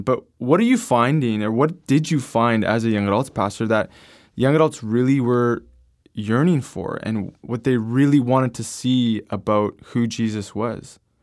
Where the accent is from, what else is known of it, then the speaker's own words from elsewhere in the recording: Canada; I'm from Canada